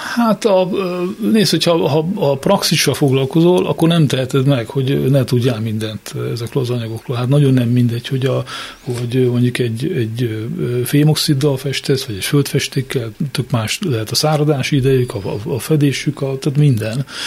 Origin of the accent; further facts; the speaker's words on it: Miskolc, Borsod-Abaúj-Zemplén, Hungary; én is Miskolci vagyok.